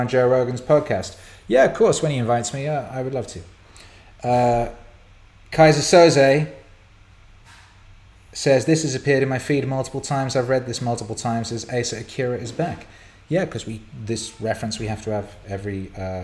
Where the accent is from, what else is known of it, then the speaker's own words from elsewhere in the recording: Bangor, Wales, United Kingdom; I grew up in North Wales, and in the little town I lived, just a tiny little town called Bangor